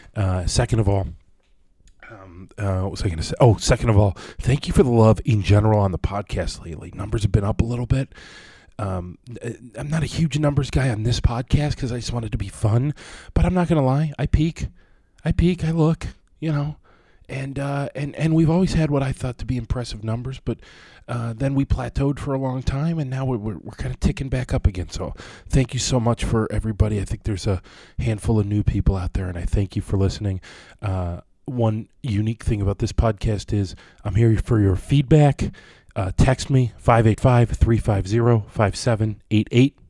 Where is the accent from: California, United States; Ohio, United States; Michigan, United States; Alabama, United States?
Ohio, United States; Conneaut; moved away; We're in Ohio, in my hometown of Conneaut, Ohio